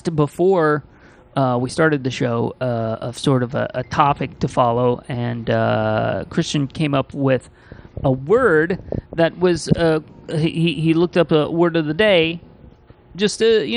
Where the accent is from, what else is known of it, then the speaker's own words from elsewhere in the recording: Midwest, United States; moved away; I grew up in the Midwest